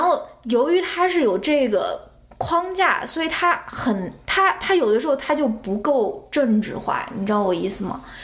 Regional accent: China; moved away as an adult; now in United States; 我是基本上出生，成长在中国是一个单一种族的国家

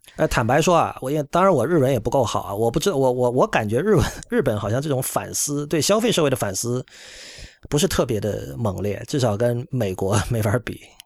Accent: China; also born or lived in United States; now in Japan; 我作为一个中国人

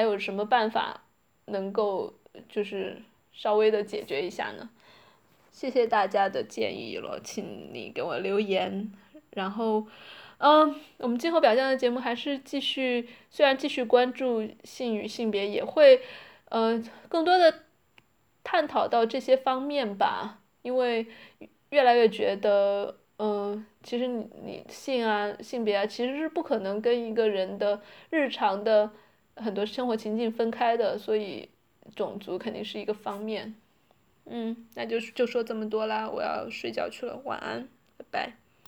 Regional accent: China; now in Netherlands; 不管是我在荷兰还是其他的中国人在国外

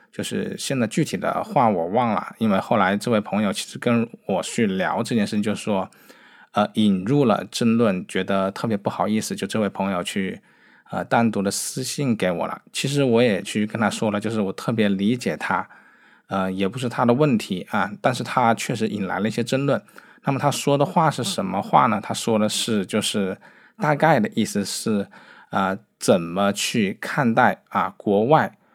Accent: Wuhan, Hubei, China; 作为一个武汉人啊

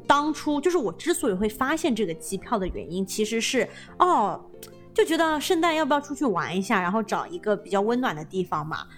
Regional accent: China; now in California, United States; 我们作为中国人，就是说这会吃得特别习惯

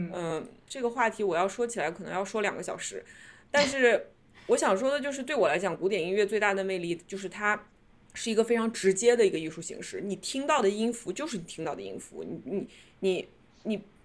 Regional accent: China; now in New York, United States; 我们中国人

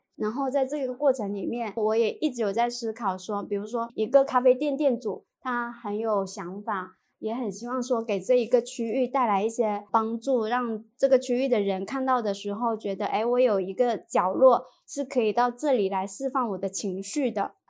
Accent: Shenzhen, Guangdong, China; 我在深圳也是在深圳长大

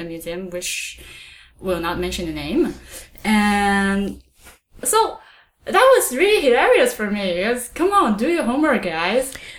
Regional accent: China; first language Chinese; English is a second language; moved away as an adult; now in Montreal, Canada; because I grew up in China

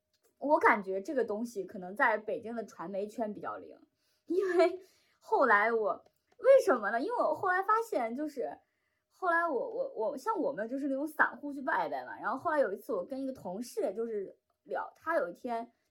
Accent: China; 因为他用的一个是古日语嘛，就我们中国人读起来毫无压力，

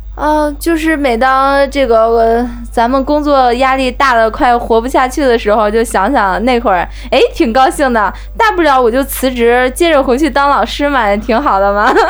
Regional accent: China; also born or lived in Udon Thani, Thailand; 我们中国四个中国老师

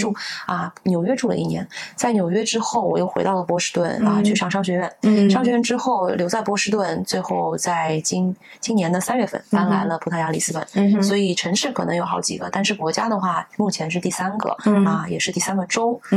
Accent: Shanghai, China; moved away as an adult; also born or lived in Boston, United States / Hangzhou, China / New York, United States; now in Portugal; 我呃从小是出生在上海，成长在上海啊，十八岁的时候去了美国啊，在农村东北部的这个小农村啊上大学。上完大学之后，我就去了波士顿工作，在波士顿呢也住了好几年。

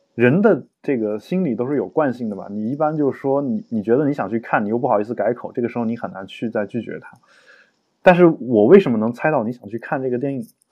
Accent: China

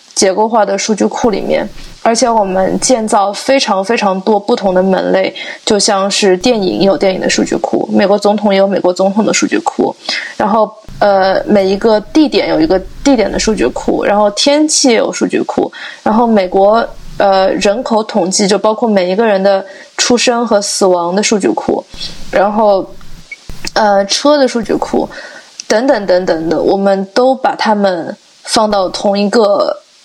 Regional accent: Shanghai, China; moved away as an adult; also born or lived in Chicago; now in Santa Barbara, United States; 像我这样在温暖的地方长大的，我是上海人

